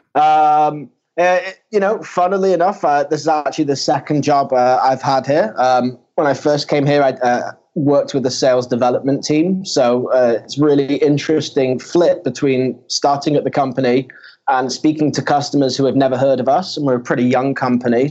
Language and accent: English; Manchester, North West England, United Kingdom; now in Tel Aviv, Israel; I'm actually from uh, Manchester in the UK